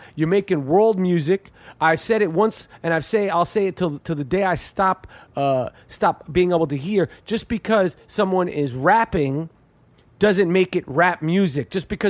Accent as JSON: {"language": "English", "region": "New York", "country": "United States", "said": "This is not new to us. We're from New York."}